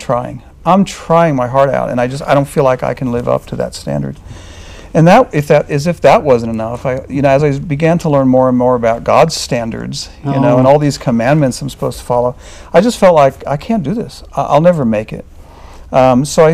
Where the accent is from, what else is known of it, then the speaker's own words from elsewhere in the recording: New York, United States; I was from New York